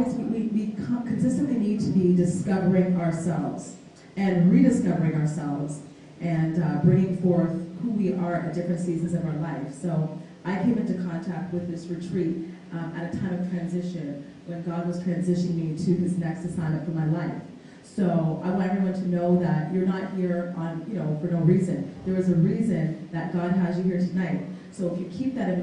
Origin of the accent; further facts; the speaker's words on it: Toronto, Ontario, Canada; now in Windsor, Canada; I'm originally from Toronto, Ontario, Canada. I now live in Windsor, Ontario